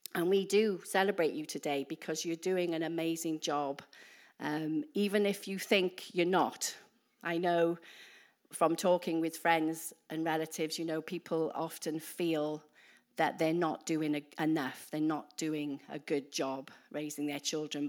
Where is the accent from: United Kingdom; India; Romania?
United Kingdom; Wales; moved away as an adult; now in New Zealand; we're from the U K. We're particularly, we're from Wales. So if, I don't know if you can understand my accent.